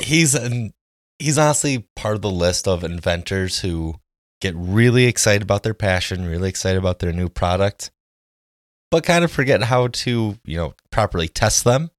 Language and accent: English; Jackson, Wisconsin, United States; Growing up in Jackson, Wisconsin